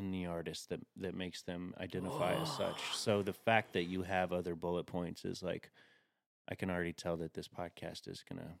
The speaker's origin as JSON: {"language": "English", "town": "Chattanooga", "region": "Tennessee", "country": "United States", "said": "I'm from Chattanooga, Tennessee, so I say any."}